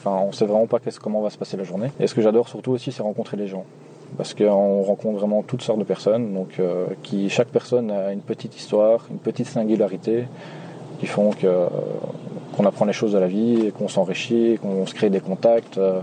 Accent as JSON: {"language": "French", "town": "Nivelles", "region": "Wallonia", "country": "Belgium", "said": "je viens de Nivelles, ce qui est situé en Belgique"}